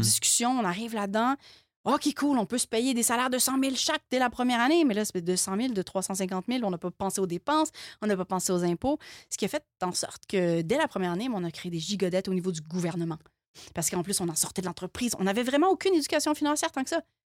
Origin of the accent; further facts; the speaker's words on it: Quebec, Canada; on est Canadien, mais on n'est pas Canadien. On est, on est Québécois. On est Québécois.